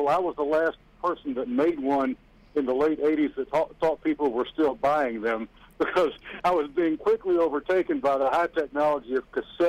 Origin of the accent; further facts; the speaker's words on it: Pascagoula, Mississippi, United States; moved away as an adult; also born or lived in Louisiana / Mobile, Alabama; now in Nashville, United States; I was raised in Pascagoula, Mississippi